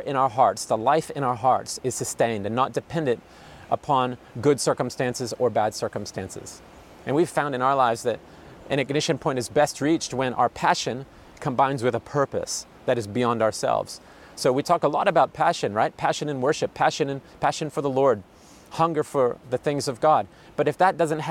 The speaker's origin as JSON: {"language": "English", "country": "United States", "moved": "as an adult", "lives_now": "France", "said": "We come originally from America"}